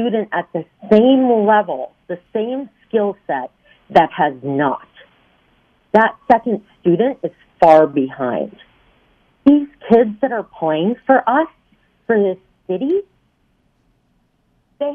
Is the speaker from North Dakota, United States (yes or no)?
yes; Fargo, North Dakota, United States; moved away as an adult; now in Louisville, United States; I grew up in Fargo, North Dakota. We moved to Louisville in 2001